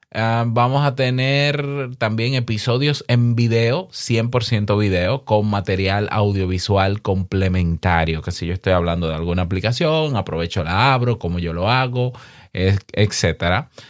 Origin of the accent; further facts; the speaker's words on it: Dominican Republic; En mi país, en República Dominicana